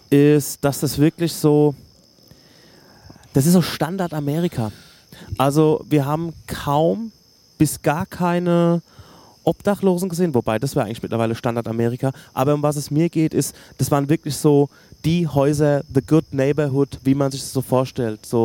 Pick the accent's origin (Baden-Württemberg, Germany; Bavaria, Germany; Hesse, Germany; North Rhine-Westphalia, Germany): Hesse, Germany; Gudensberg; Ich komme aus Gudensberg